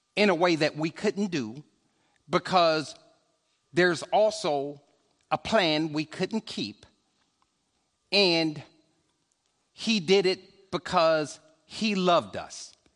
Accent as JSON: {"language": "English", "town": "Chicago", "region": "Illinois", "country": "United States", "said": "I'm a stepper from Chicago"}